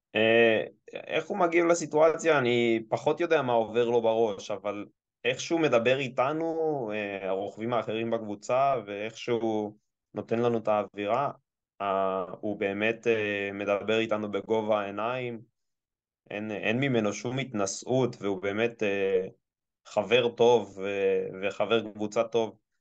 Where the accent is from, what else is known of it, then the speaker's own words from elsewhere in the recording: Israel; אני ישראלי